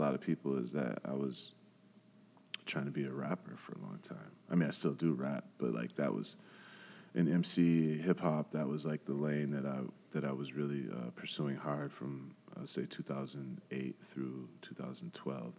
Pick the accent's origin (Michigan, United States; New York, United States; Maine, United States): Michigan, United States; Grand Rapids; growing up in Grand Rapids, I went to Ottawa Hills. So I grew up on the southeast side of the city